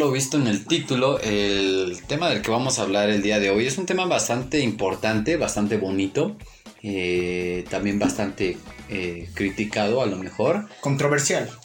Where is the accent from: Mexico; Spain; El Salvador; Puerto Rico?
Mexico; Somos mexicanos.